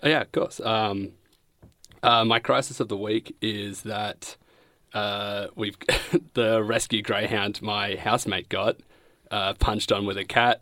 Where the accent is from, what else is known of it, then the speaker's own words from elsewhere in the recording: Bendigo, Victoria, Australia; now in Coburg, Australia; I'm from Bendigo. I live in Coburg.